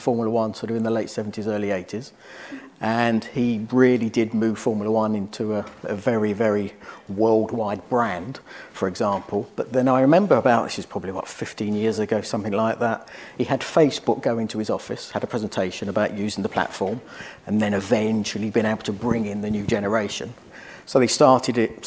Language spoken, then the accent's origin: English; United Kingdom; from the UK